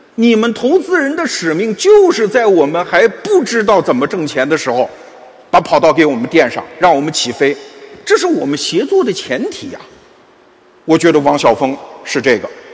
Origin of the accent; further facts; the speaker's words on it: China; 我们中国人其实相信一种叫循环史观